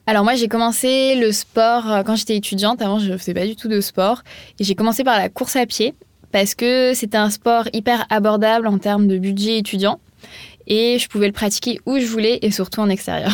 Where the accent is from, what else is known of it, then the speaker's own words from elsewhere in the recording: Montpellier, Occitania, France; moved away as an adult; also born or lived in Paris; J'ai vécu à Paris, mais je suis pas originaire de Paris, je suis originaire de Montpellier